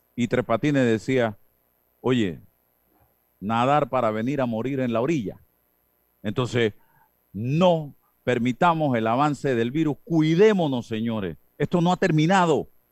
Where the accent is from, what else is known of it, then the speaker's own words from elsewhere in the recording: Panama; como sociedad panameña